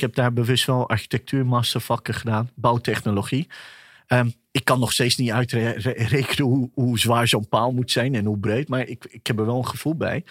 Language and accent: Dutch; Nieuwegein, Utrecht, Netherlands; born or raised there; Dutch is a second language; also born or lived in Pakistan